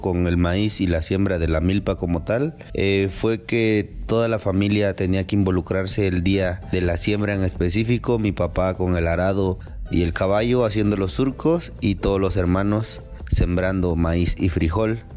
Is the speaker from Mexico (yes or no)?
yes; Mexico; soy de la Costa Chica y soy campesino